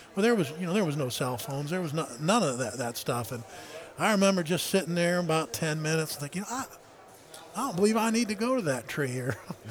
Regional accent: Warsaw, Ohio, United States; Is a coon hunting kid growing up in Warsaw, Ohio, that I just could have never imagined being there or doing those type of things.

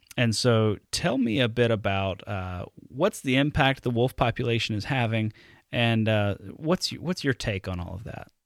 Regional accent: Alabama, United States; now in Wisconsin, United States; growing up in Alabama. Um, and then I, I move up here to Wisconsin

